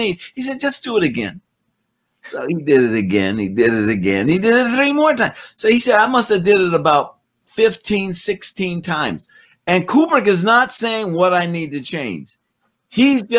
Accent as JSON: {"language": "English", "town": "Oakland", "region": "California", "country": "United States", "tie": "born or raised there", "said": "when I was growing up in Oakland"}